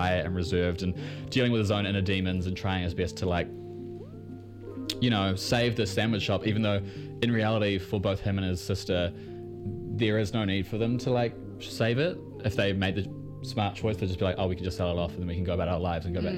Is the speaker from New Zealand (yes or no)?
yes; New Zealand; accent: Kiwi; I've got that weird Kiwi thickness